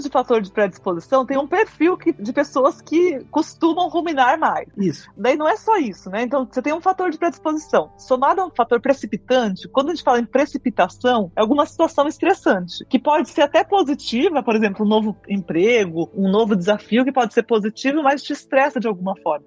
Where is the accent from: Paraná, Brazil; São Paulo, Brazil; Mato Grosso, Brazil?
Paraná, Brazil; northern; Eu sou do norte do Paraná, a gente chama privada de patente